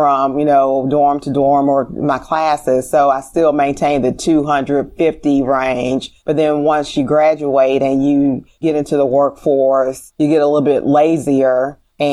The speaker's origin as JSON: {"language": "English", "town": "Memphis", "region": "Tennessee", "country": "United States", "tie": "born or raised there", "said": "I grew up in Orange Mound"}